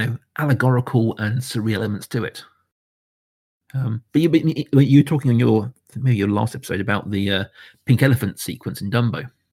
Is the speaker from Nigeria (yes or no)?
no; United Kingdom; I am a Brit